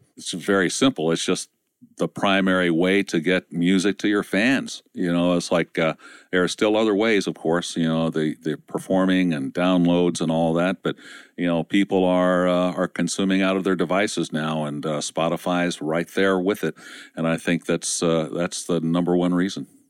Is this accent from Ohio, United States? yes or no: yes; Ohio, United States; industrial area where I was raised in Ohio